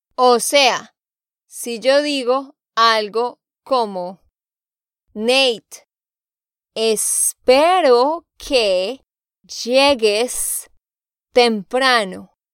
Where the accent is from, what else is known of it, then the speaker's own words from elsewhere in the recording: Santander, Colombia; de Santander, Colombia